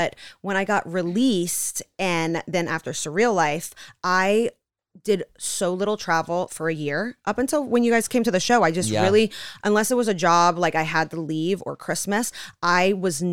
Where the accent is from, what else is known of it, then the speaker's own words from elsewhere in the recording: Gainesville, Florida, United States; I was born in Gainesville, Florida